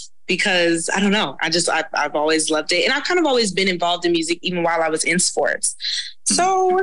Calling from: Los Angeles, California, United States; I'm currently in Los Angeles, California.

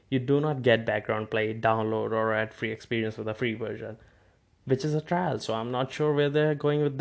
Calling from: India; As I'm broadcasting this from India, so from time to time we might switch to Hindi if or when we have something to tell to the Indian listeners.

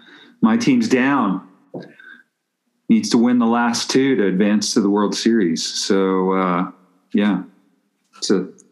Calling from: Albuquerque, New Mexico, United States; I'm calling in from Albuquerque

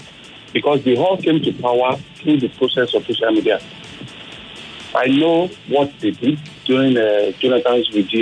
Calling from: Lagos, Nigeria; I'm calling from Ikoyi.

